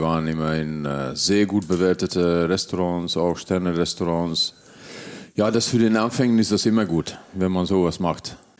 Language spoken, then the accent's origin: German; Hungary; also born or lived in Göttingen, Germany / southern Germany; now in Mallorca, Spain; gebürtiger Ungar